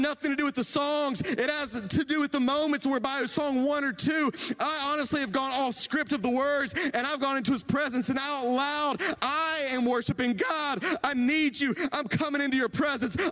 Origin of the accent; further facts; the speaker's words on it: Greenville, South Carolina, United States; I'm from Greenville